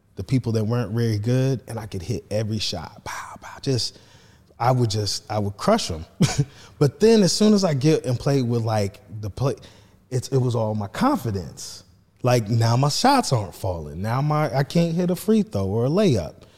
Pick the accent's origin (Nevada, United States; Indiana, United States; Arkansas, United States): Indiana, United States; Marion; I'm from Marion High School